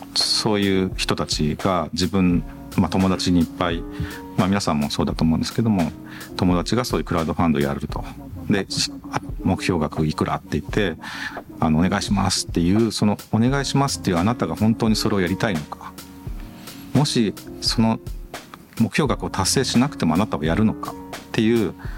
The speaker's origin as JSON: {"language": "Japanese", "town": "Agui", "region": "Aichi", "country": "Japan", "tie": "born or raised there", "moved": "yes", "said": "2号店は愛知県の阿久比町という自分のふるさとに今作ってる最中です。"}